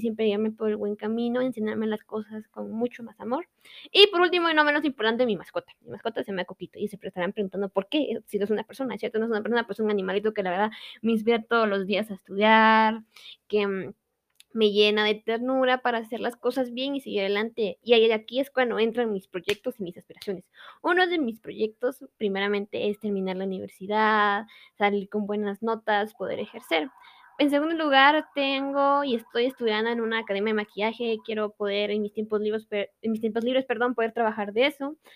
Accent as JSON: {"language": "Spanish", "region": "Quetzaltenango", "country": "Guatemala", "tie": "born or raised there", "said": "soy originaria de Quetzaltenango"}